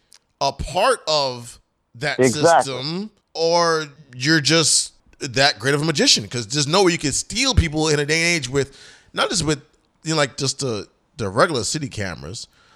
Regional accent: New York City, New York, United States; I'm a true New Yorker.

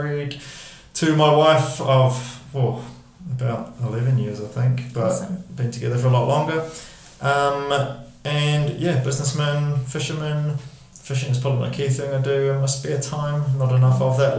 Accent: Hamilton, Waikato, New Zealand; moved away as an adult; also born or lived in London; I grew up in Hamilton, moved to London at 19

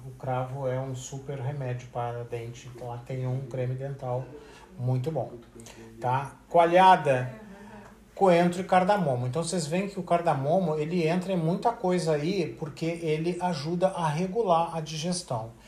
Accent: Rio Grande do Sul, Brazil; eu sou gaúcho

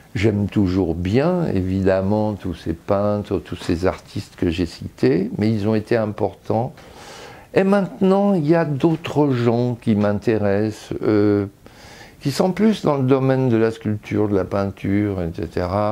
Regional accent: Lyon, Auvergne-Rhône-Alpes, France; now in Paris, France; Je viens de Lyon, non pas d'une vieille famille lyonnaise, je dirais, mais d'une demi-famille lyonnaise

